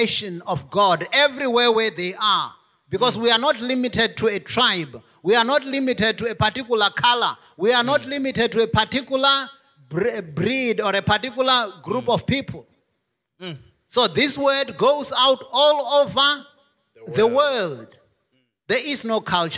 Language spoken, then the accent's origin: English; South Africa; my natural heritage in South Africa as a South African, as an African, as a Venda